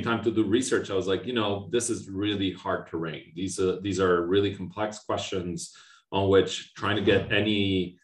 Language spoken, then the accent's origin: English; Argentina; moved away as an adult; also born or lived in Austin, Texas, United States; now in Montreal, Canada; I was born and raised in Argentina, and I lived there all my life up until I left for my PhD in the US